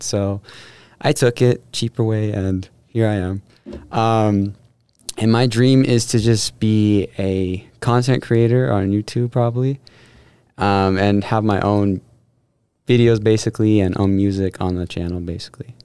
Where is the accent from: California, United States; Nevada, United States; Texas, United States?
Nevada, United States; Las Vegas; moved away as an adult; I'm from Las Vegas, Nevada